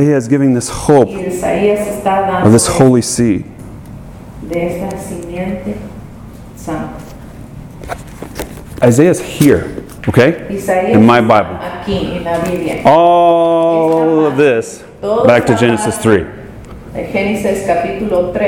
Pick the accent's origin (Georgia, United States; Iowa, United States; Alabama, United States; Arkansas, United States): Georgia, United States; now in California, United States; I'm from Georgia